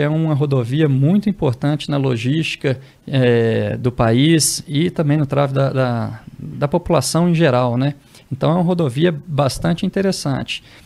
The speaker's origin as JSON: {"language": "Portuguese", "town": "Belo Horizonte", "region": "Minas Gerais", "country": "Brazil", "tie": "born or raised there", "moved": "yes", "lives_now": "Brasília, Brazil", "said": "sou natural de Belo Horizonte"}